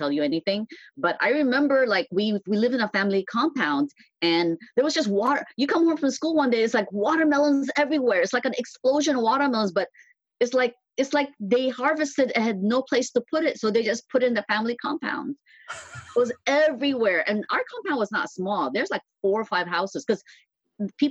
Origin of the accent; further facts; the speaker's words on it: Philippines; now in San Francisco, United States; I was born in the Philippines